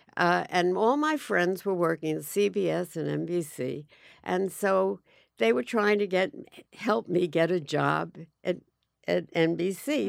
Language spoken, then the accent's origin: English; Forest Hills, New York, United States; also born or lived in Great Neck, Long Island / Manhattan; I grew up in, uh, Forest Hills, Long Island